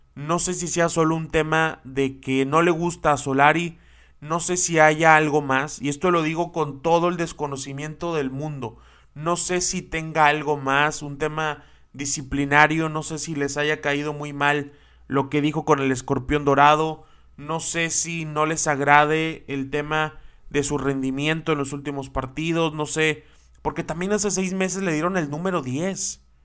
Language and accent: Spanish; Mexico; como mexicanos